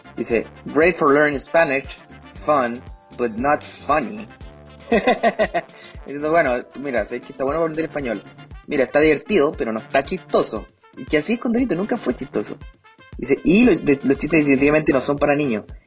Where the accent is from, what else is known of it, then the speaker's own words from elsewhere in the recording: Chile; Tengo fe en mi país, tengo fe en Chile